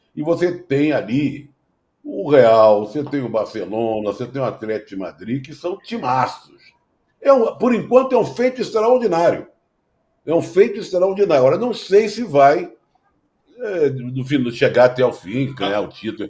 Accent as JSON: {"language": "Portuguese", "region": "Rio de Janeiro", "country": "Brazil", "said": "eu sou carioca"}